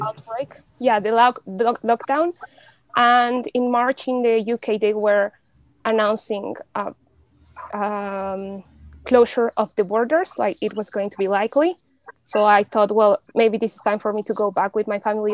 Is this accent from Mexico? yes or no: yes; Mexico City, Mexico; English is a second language; moved away as an adult; also born or lived in United Kingdom; I'm originally from Mexico. Um, I grew up in Mexico City